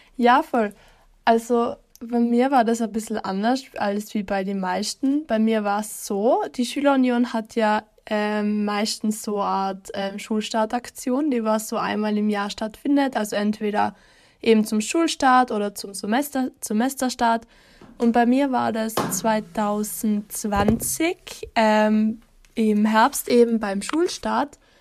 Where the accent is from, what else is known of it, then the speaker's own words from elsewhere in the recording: East Tyrol, Austria; ich komme aus Osttirol